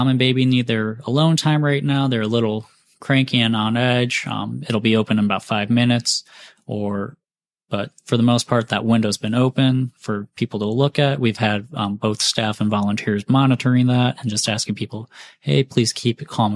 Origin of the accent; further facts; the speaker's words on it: Mentor, Ohio, United States; moved away as an adult; now in Greensboro, United States; where I grew up in Mentor, Ohio, outside of Cleveland.